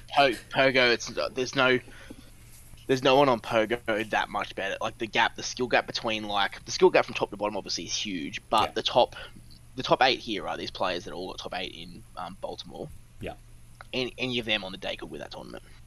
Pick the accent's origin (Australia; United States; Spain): Australia; We're Australian